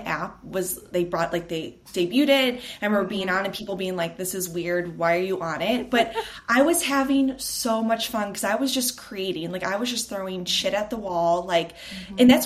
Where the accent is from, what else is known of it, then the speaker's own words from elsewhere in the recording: Chicago, Illinois, United States; moved away as an adult; now in Los Angeles, United States; I am from Chicago, but I just actually moved to LA 6 months ago with my fiance